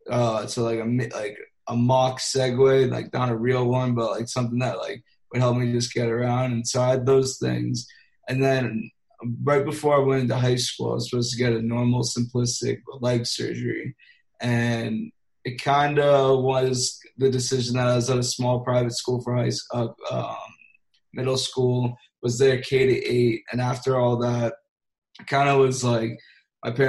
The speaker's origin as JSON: {"language": "English", "region": "South Florida", "country": "United States", "tie": "born or raised there", "said": "I was raised in South Florida"}